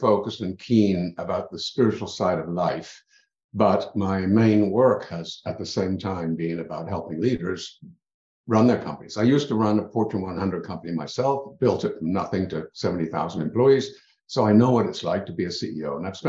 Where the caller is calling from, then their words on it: Ontario, Canada; I'm in Ontario.